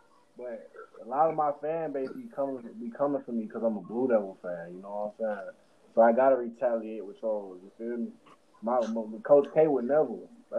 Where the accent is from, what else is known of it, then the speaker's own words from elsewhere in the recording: Georgia, United States; I'm from Georgia.